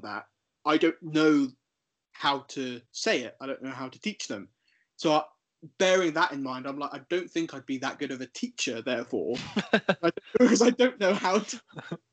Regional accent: Wroxham, East of England, United Kingdom; also born or lived in Ventnor; growing up in Wroxham

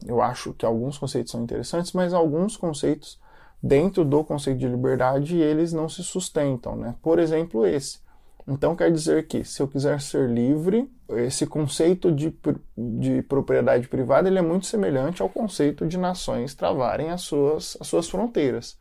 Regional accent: Brazil; moved away as an adult; now in United States; eu nasci no Brasil

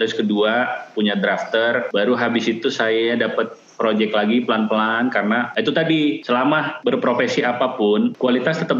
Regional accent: Sumatra, Indonesia; saya orang Sumatera tapi bukan dari kotanya

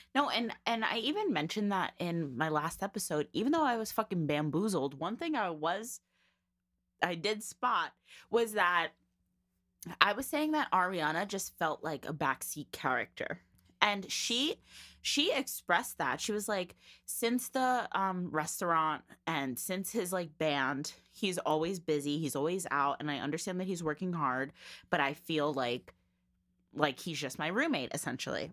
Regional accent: New Jersey, United States; we're from Jersey

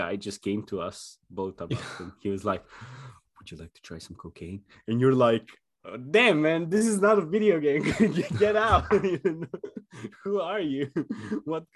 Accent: North Macedonia; moved away as an adult; where we grew up in Macedonia.

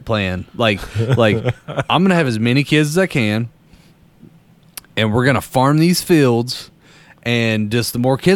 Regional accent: Danville, Kentucky, United States; I'm from Danville, which is in the middle of Boyle County, in the middle of Kentucky

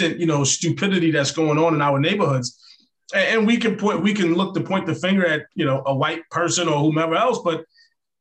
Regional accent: New York City, New York, United States; growing up in New York

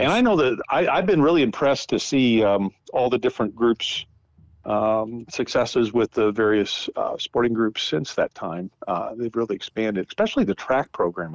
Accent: North Dakota, United States; moved away as an adult; also born or lived in St. Paul, Minnesota; I grew up in North Dakota uh, on a farm up there, right north of um, Minot, about 60 miles, right next to Canada

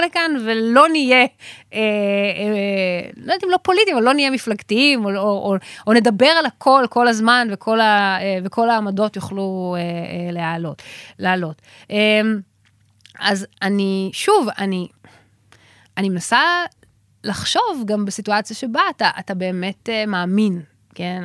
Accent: Israel; אני מישראל

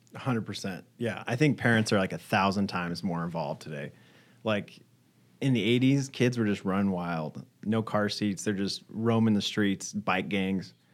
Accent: Texas, United States; We grew up in Texas

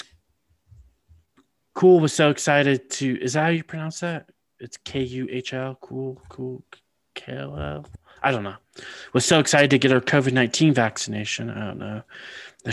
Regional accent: California, United States; I grew up in California, so we definitely had earthquakes.

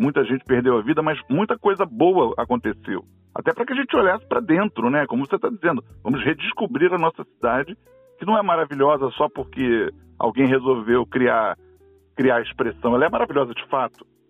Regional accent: Rio de Janeiro, Brazil; como carioca apaixonado que sou pela cidade

